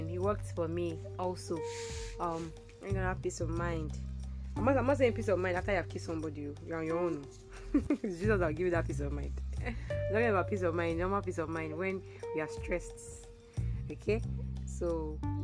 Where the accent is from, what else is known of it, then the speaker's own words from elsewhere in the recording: Nigeria; I'm a Nigerian